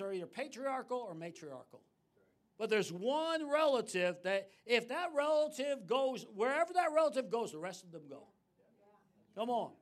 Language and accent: English; New York City, New York, United States; I grew up in New York City, my dad was prominent